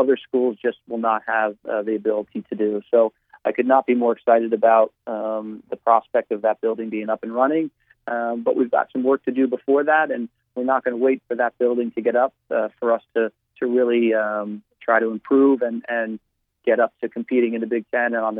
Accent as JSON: {"language": "English", "region": "New Jersey", "country": "United States", "tie": "born or raised there", "moved": "as an adult", "said": "I still tell them I'm from New Jersey because I feel that that's, you know, where I spent my first 22, 23 years of my life"}